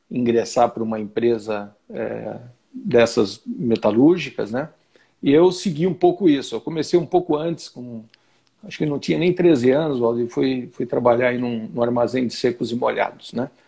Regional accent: Santo André, São Paulo, Brazil; Na região do ABC Paulista, sou de Santo André. Tenho 58 anos.

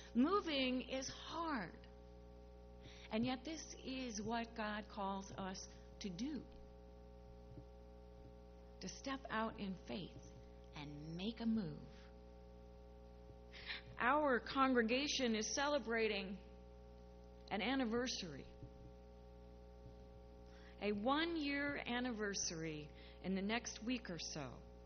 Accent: St. Louis, Missouri, United States; born there; also born or lived in New Mexico / Colorado / Iowa City, Iowa; So although I was born in St. Louis, we moved quite often, once to a military base in New Mexico, and then again to a military base in Colorado, where I learned to hike and all about aspen trees and their leaves.

